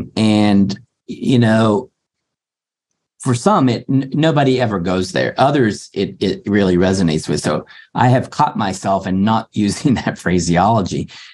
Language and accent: English; Appalachia, United States; I came from Appalachia, from low middle class